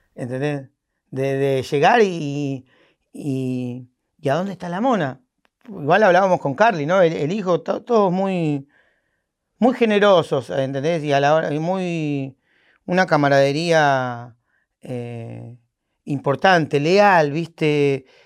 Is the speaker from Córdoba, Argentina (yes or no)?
no; San Fernando, Buenos Aires Province, Argentina; no soy porteño, soy de San Fernando con urbano